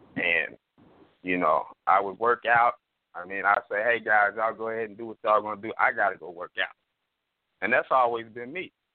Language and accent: English; Oklahoma City, Oklahoma, United States; I'm from Oklahoma City